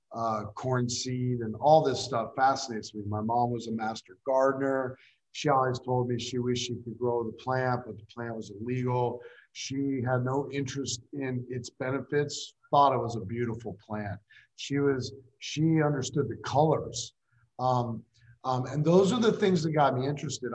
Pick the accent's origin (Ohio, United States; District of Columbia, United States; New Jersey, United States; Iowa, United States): Iowa, United States; Des Moines; I'm from Des Moines